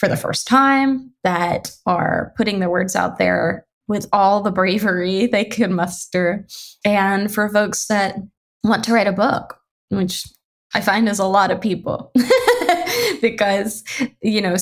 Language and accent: English; Louisiana, United States; moved away as an adult; now in Pacific Northwest, United States; I'm from Louisiana because I feel like it's really foundational to who I am. I am a Southern girl at heart, even though I've lived out in the Pacific Northwest for over a decade.